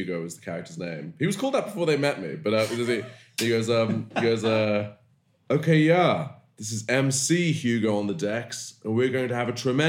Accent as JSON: {"language": "English", "town": "Bristol", "region": "South West England", "country": "United Kingdom", "tie": "born or raised there", "accent": "West Country", "said": "I grew up in Bristol, as you can tell from West Country accent"}